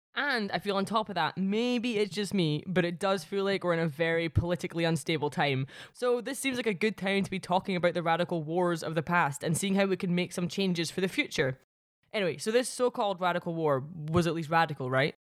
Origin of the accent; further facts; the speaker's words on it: Paisley, Scotland, United Kingdom; my hometown of Paisley